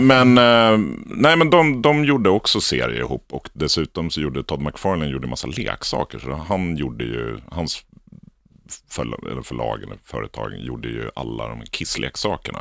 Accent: Lidingö, Stockholm County, Sweden; jag började min bana som, eh, illustratör för Lidingö Tidning, där jag kommer ifrån, Lidingö

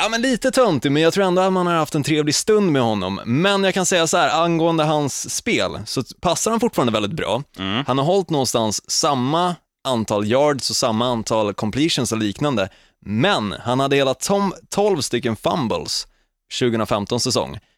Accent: Södermanland, Sweden; jag som är sörmlänning

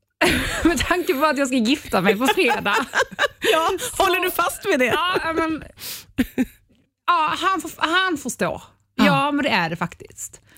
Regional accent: Ystad, Skåne, Sweden; moved away; also born or lived in Poland / Norrtälje; Jag kommer från Ystad

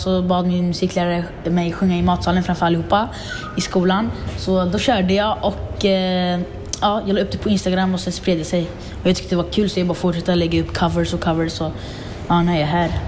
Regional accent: Linköping, Östergötland, Sweden; also born or lived in Syria; jag är född i Syrien, mm. Eh, flyttade hit när jag var sex år.

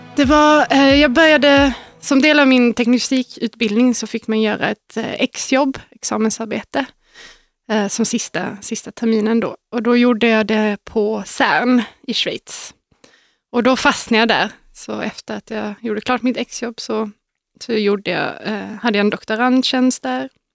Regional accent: Malmö, Skåne, Sweden; moved away; I Malmö

